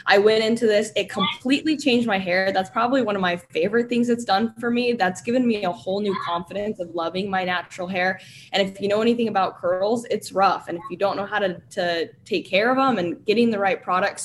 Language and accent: English; Florida, United States; now in Utah, United States; I grew up in Florida, and I come from a very, very traditional family.